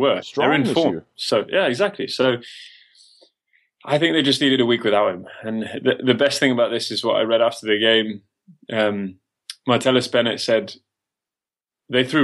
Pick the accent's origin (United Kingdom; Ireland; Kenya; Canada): United Kingdom; England; I'm English